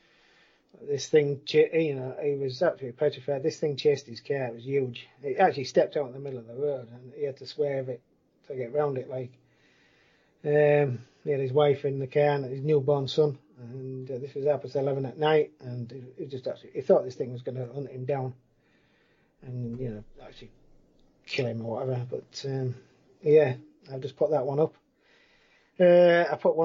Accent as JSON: {"language": "English", "area": "Winsey", "region": "England", "country": "United Kingdom", "tie": "born or raised there", "said": "I grew up in Winsey."}